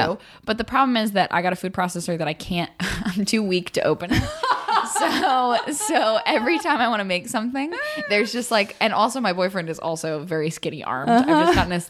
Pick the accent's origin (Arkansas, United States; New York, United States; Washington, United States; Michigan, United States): Arkansas, United States; moved away; See, I'm from Arkansas.